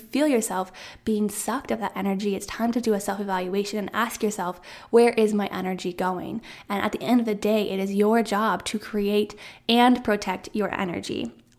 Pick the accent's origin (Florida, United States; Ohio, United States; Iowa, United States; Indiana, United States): Iowa, United States; moved away as an adult; And if you didn't know, I'm from Central Iowa. That's where I was born and raised, where I went to school. And then right after graduation, I said, hey, I'm going to move out of state.